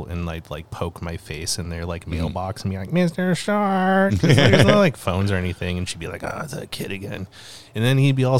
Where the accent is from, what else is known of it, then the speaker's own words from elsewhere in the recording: Calgary, Alberta, Canada; Anyways, growing up in Calgary, like, we ended up, we lived in a bunch of co-ops. But right before we moved away to Kimberley, we moved to... 17th Ave Southwest, like the fancy